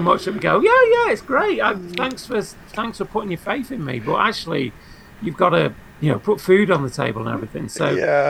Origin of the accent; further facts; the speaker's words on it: United Kingdom; I'm British